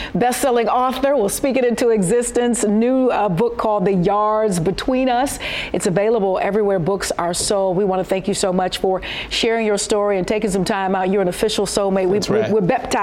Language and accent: English; Detroit, Michigan, United States; I'm a heathen from Detroit